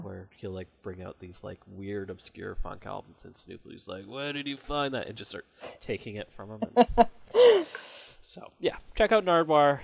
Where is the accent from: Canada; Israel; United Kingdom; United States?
Canada; I'm Canadian.